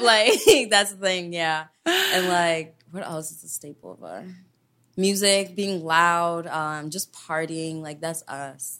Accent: Kenya; moved away; I was born and raised there and I was a town kid.

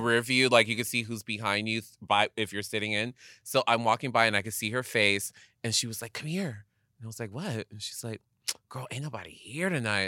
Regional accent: Inland Empire, California, United States; growing up in the Inland Empire, like, Palm Springs is just twenty down, twenty minutes down the street from me

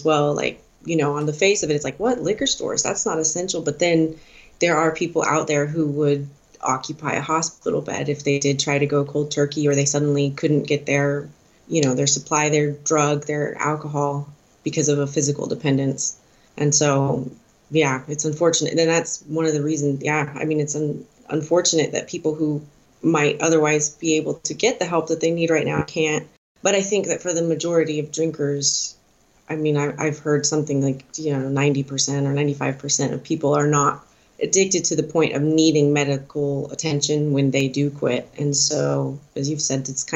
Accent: Denver, Colorado, United States; moved away as an adult; now in Switzerland; I grew up in Denver, but I have been living in Switzerland for the past 6 years.

